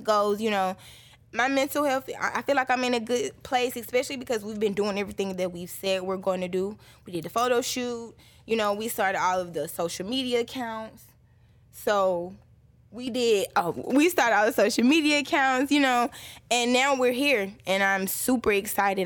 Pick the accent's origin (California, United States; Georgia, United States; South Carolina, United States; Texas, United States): Georgia, United States; Atlanta; born and raised on the east side, I am from Boulder Crest